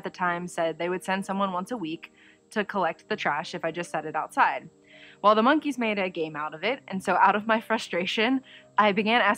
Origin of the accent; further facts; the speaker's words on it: Dayton, Ohio, United States; I was born and raised in Dayton, Ohio.